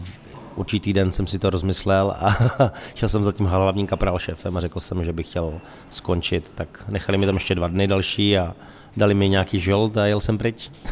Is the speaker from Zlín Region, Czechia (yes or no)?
yes; Moravian Wallachia, Zlín Region, Czechia; moved away; já jsem hlavně z Valašska